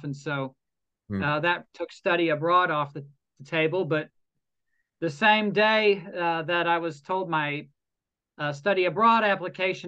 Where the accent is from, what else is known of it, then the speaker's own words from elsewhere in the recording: Lubbock, Texas, United States; moved away as an adult; now in Okinawa, Japan; my hometown was 500 miles from the oceans